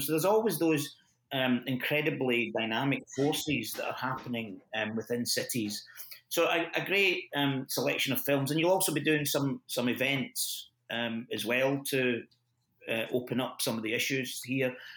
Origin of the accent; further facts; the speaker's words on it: Glasgow, Scotland, United Kingdom; moved away as an adult; now in Bristol, United Kingdom; I'm, I come from Glasgow